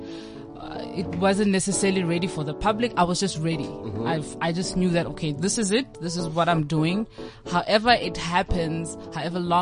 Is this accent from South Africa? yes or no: yes; Pretoria and Johannesburg, Gauteng, South Africa; also born or lived in Mafikeng, North West, South Africa; raised in between Pretoria and Johannesburg